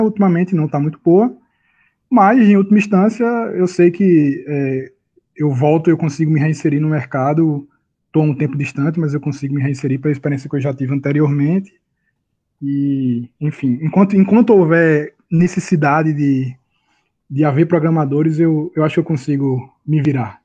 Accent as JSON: {"language": "Portuguese", "town": "Recife", "region": "Pernambuco", "country": "Brazil", "said": "eu estou aqui em Recife, eu sou de Recife, eu já estou me estabelecendo em Recife, minha família e tudo mais"}